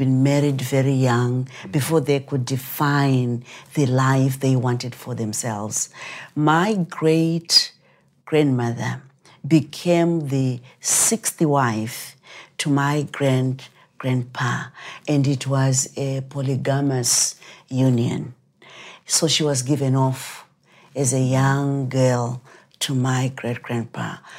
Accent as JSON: {"language": "English", "country": "Zimbabwe", "tie": "born or raised there", "moved": "as an adult", "said": "I was born in Rhodesia before the country became Zimbabwe. And I was born during the war"}